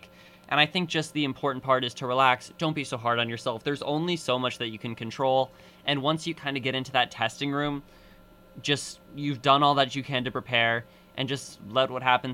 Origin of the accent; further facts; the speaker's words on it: Massachusetts, United States; moved away; also born or lived in Evanston, Illinois; I'm from Massachusetts, New England, New York, New Jersey.